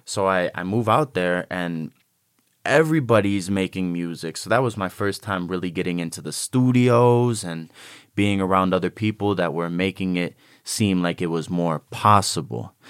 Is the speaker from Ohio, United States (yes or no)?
yes; Cleveland, Ohio, United States; moved away; also born or lived in Chicago, Illinois; when I was growing up in Cleveland